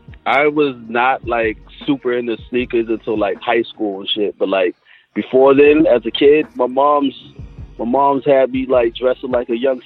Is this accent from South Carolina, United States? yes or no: yes; South Carolina, United States; Like, I used to go up there a lot to the point where, like, people was like, yo, you from New York? No, I'm from South Carolina.